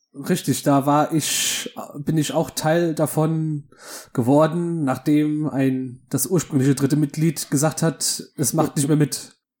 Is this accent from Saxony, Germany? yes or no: no; Rhenish Hesse, Rhineland-Palatinate, Germany; ich komme aus dem so wunderschönen Rheinhessen